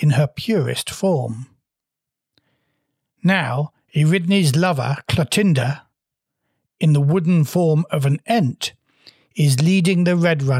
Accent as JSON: {"language": "English", "region": "Wales", "country": "United Kingdom", "said": "I'm a Welshman"}